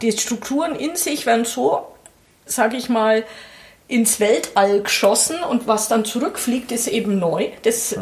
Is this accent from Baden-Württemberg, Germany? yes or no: no; Oberasbach, Bavaria, Germany; also born or lived in Nuremberg; ich bin in Nürnberg geboren. Ja. Und im Fürther Landkreis sofort mit der Babyschale verbracht worden. Also Zwei Tage später war ich Landkreis Fürth-Kind